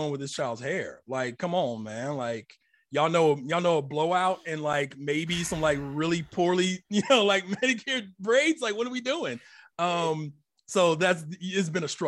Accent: Akron, Ohio, United States; also born or lived in Columbus, Ohio; born in Akron, Ohio. I've been living in Columbus, you know, since like my early teenage years.

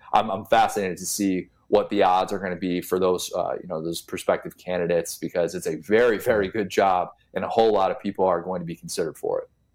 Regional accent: Midwest, United States; born and raised in the Midwest

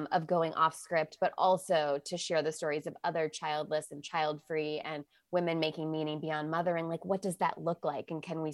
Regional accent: Illinois, United States; Yeah, so I grew up Catholic outside of Chicago, so close enough to Missouri.

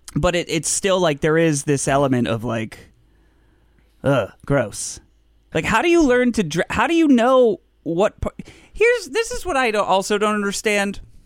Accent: United States; I'm American

